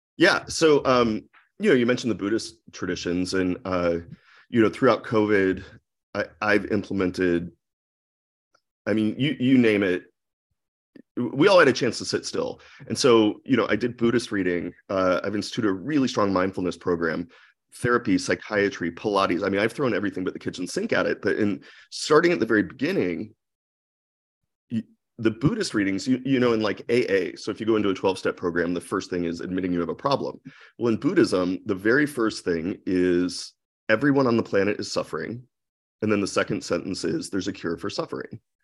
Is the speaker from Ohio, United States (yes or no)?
yes; Akron, Ohio, United States; moved away as an adult; also born or lived in New York / San Francisco; I grew up in Akron, Ohio